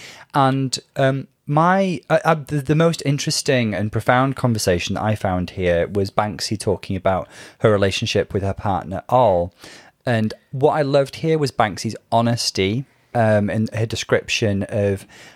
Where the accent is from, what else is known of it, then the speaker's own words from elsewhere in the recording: Liverpool, North West England, United Kingdom; even though I'm not a Scouser, you know, my formative years were in Liverpool